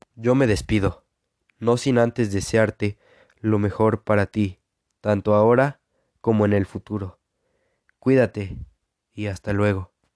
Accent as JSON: {"language": "Spanish", "region": "Puebla", "country": "Mexico", "tie": "born or raised there", "lives_now": "Aquixtla, Mexico", "said": "Nací en en Puebla, México, pero actualmente vivo en Aquixtla, Puebla."}